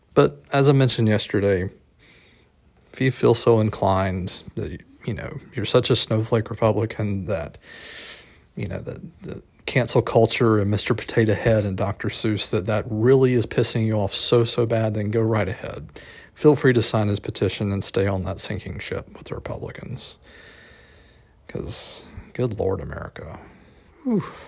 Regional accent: South Georgia, United States; my hometown in South Georgia

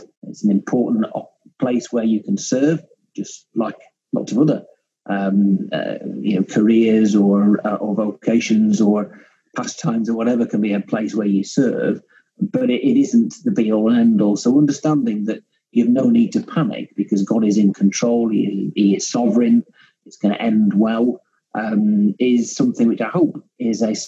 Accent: Cumbria, North West England, United Kingdom; I'm a Cumbrian, you know. You can almost see Scotland from my back window

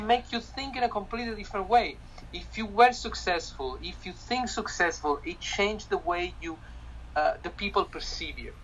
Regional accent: Italy; accent: Italian; English is a second language; moved away; I'm Italian

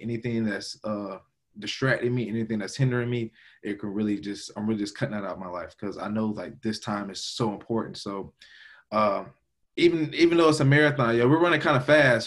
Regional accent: Augusta, Georgia, United States; from Augusta, Georgia, uh, born and raised 706

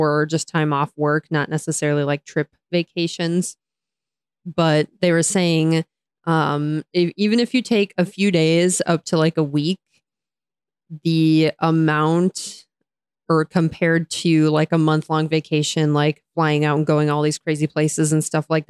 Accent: United States; I am an American

